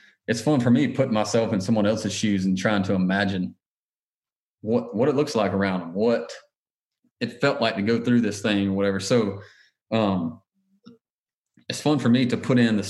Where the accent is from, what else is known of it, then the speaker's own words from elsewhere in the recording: Augusta, Georgia, United States; moved away; I'm from outside of Augusta, Georgia originally